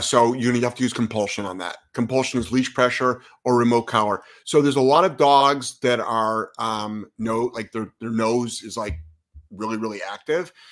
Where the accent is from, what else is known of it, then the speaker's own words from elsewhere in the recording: Lyndhurst, Ohio, United States; moved away as an adult; now in Providence, United States; I'm from Ohio